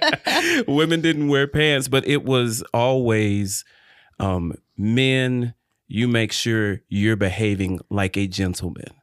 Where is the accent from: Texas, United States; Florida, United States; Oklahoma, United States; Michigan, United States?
Michigan, United States; Detroit; also born or lived in Illinois / Chapel Hill, North Carolina; now in North Carolina, United States; grew up and born and raised in Detroit, Michigan